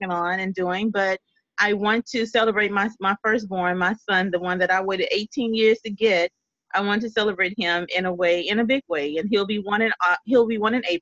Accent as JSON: {"language": "English", "region": "Louisiana", "country": "United States", "said": "I'm a little bit country. I'm from Louisiana"}